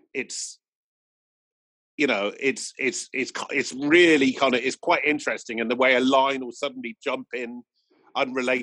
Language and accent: English; Bristol, South West England, United Kingdom; growing up in Bristol, going to sound systems and funk clubs